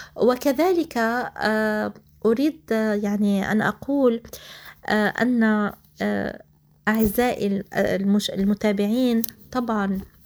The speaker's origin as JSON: {"language": "Arabic", "country": "Palestine", "said": "نحن كشعب فلسطيني"}